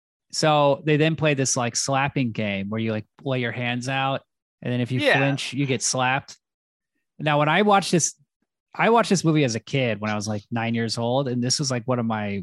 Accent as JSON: {"language": "English", "town": "San Francisco", "region": "California", "country": "United States", "tie": "born or raised there", "said": "My brother and my older sister, we grew up in San Francisco."}